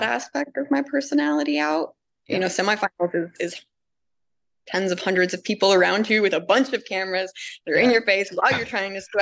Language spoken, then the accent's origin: English; Cincinnati, Ohio, United States; I'm from Cincinnati